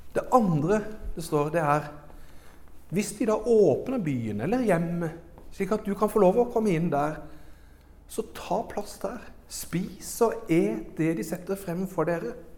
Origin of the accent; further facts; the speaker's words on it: Arendal, Agder, Norway; moved away; also born or lived in Oslo / Herøy; Jeg vokste opp i Arendal frikirke